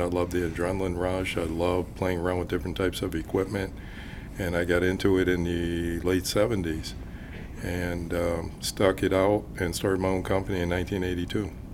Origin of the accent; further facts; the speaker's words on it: Pittsburgh, Pennsylvania, United States; I, I, grew up in the Pittsburgh area